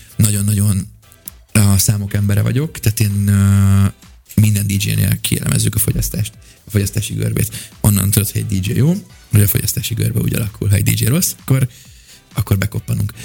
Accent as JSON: {"language": "Hungarian", "region": "England", "country": "United Kingdom", "tie": "born or raised there", "also_born_or_lived": "Budapest, Hungary", "moved": "yes", "said": "gyakorlatilag Angliában nőttem fel"}